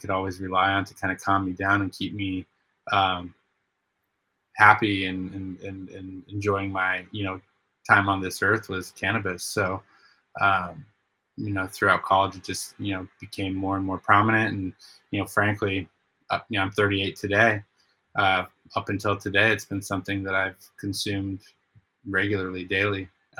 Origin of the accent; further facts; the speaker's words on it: Spokane, Washington, United States; I grew up in Spokane, Washington